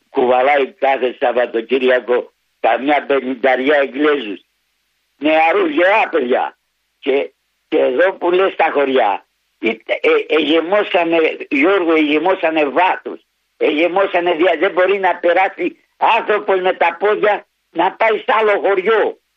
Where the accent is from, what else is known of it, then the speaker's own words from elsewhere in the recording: Paidochori, Eastern Macedonia and Thrace, Greece; Το χωριό μου λέγεται Παϊδοχώρη.